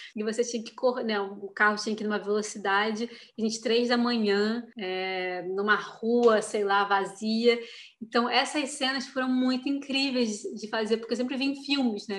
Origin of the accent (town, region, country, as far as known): Brazil; moved away; also born or lived in Europe